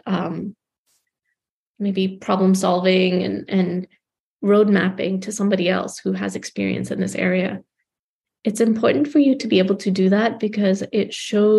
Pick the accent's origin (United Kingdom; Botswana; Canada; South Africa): Botswana; Gaborone, South-East District; moved away as an adult; now in United States; I was growing up in Gaborone, Botswana